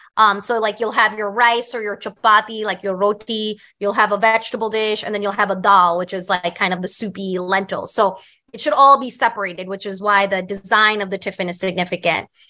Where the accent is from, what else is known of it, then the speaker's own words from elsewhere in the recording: New York City, New York, United States; I grew up on Staten Island